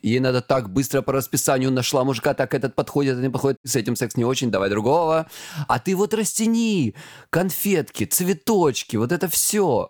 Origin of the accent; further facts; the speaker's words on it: Krasnodar Krai, Russia; я с Кубани